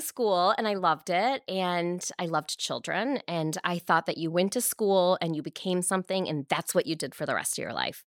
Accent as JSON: {"language": "English", "town": "Canton", "region": "Michigan", "country": "United States", "tie": "born or raised there", "also_born_or_lived": "East Lansing, Michigan", "lives_now": "Novi, United States", "said": "I grew up in Michigan, in Canton, Michigan"}